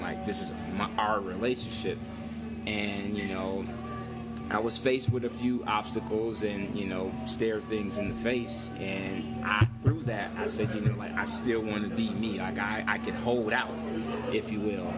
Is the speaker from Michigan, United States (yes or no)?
yes; Saginaw, Michigan, United States; moved away as an adult; now in Las Vegas, United States; I'm originally from Saginaw, Michigan. I've been in Las Vegas for uh, nine years now